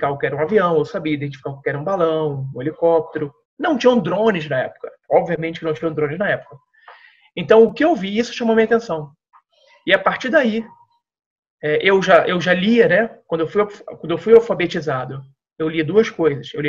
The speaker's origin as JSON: {"language": "Portuguese", "town": "Santa Cruz", "country": "Brazil", "tie": "born there", "also_born_or_lived": "Natal / Santa Maria", "said": "nasci em Santa Cruz, aí fui morar em Natal, numa base aérea de Natal, e depois me mudei para uma base aérea no Rio Grande do Sul, em Santa Maria."}